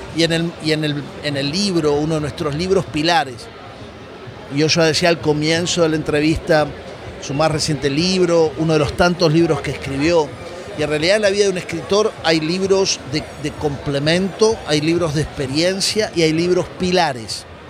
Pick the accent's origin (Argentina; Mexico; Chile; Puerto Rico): Argentina; Buenos Aires; moved away as an adult; now in Miami, United States; Nací en la República Argentina, en Buenos Aires, viví hasta hace 10 años en Argentina, ahora vivo en Miami